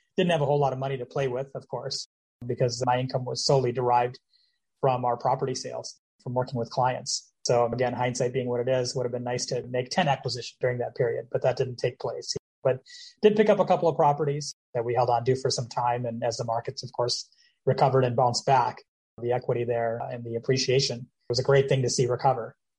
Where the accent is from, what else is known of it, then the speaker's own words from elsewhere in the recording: Minneapolis, Minnesota, United States; moved away as an adult; now in Florida, United States; I'm originally from the Twin Cities